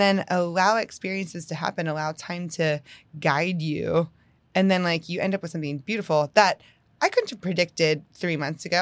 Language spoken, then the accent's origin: English; Northeast, United States; also born or lived in Houston area, Texas; now in Houston, United States; I'm from the Northeast